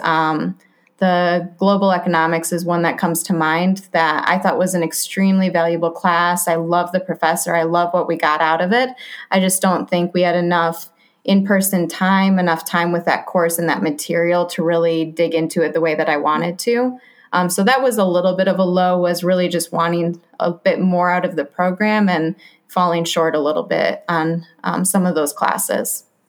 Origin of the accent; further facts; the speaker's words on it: Grand Rapids, Michigan, United States; moved away; I'm from Grand Rapids, Michigan. Spent my whole life there.